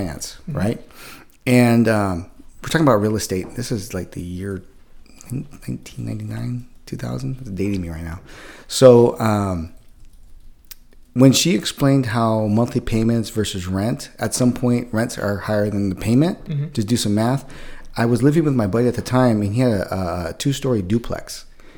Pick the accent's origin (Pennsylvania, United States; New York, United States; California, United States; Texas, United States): California, United States; San Jose; moved away as an adult; also born or lived in San Diego area; So I'm originally from San Jose, so Northern California. I was born and raised up there